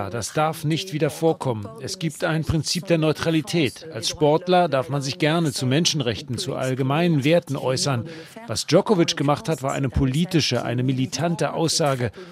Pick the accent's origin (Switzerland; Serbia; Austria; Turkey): Serbia; Aber für mich als Serbe ist es sehr schmerzhaft zu sehen, was im Kosovo passiert.